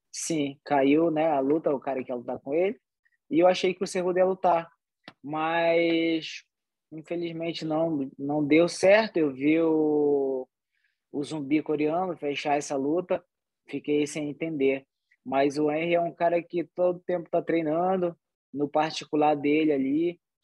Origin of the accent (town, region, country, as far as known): Soure, Pará, Brazil; born or raised there; also born or lived in Salvaterra; now in United States